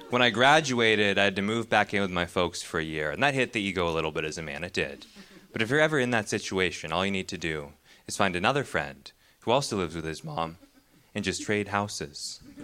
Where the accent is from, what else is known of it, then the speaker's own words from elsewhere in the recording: Pacific Northwest, United States; grew up in the Pacific Northwest